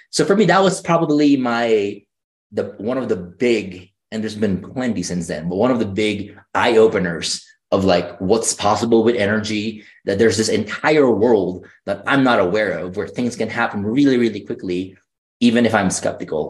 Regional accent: Philippines; moved away; I grew up in the Philippines

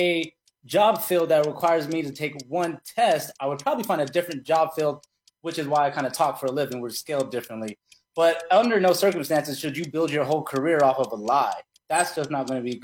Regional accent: Albuquerque, New Mexico, United States; I'm from Albuquerque, New Mexico. We don't grow up with many Liams around us.

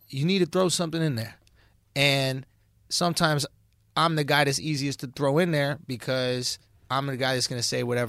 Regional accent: New York City, New York, United States; growing up in New York City, growing up in Manhattan, going to public school

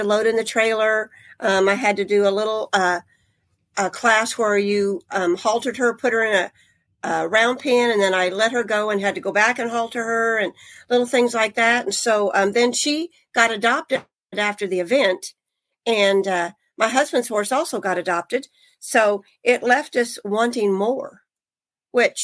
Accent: Midwest, United States; moved away; I grew up in the Midwest

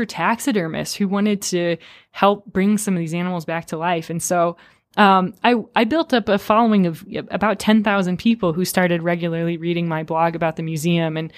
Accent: Rapid City, South Dakota, United States; my educational background growing up in Rapid City, South Dakota

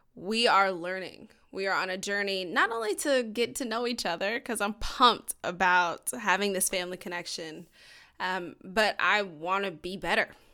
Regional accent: Georgia, United States; we're both from Georgia

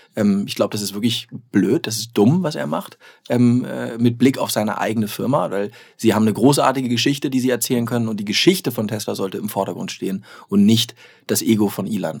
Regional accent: Germany; ich persönlich als Deutscher

